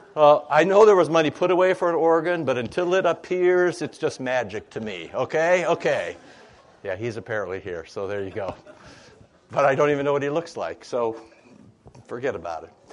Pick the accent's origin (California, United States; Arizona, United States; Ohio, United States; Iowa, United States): Iowa, United States; I'm from Iowa. More pigs than people.